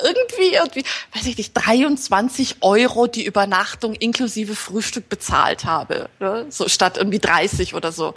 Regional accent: Munich, Bavaria, Germany; moved away as an adult; now in Antalya, Turkey; ich komme aus München

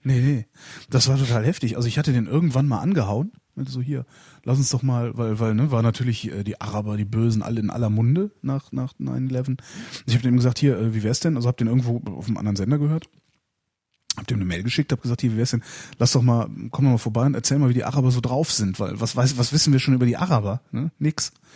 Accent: near Cologne, North Rhine-Westphalia, Germany; in der Nähe von Köln, 20 Kilometer von Köln entfernt

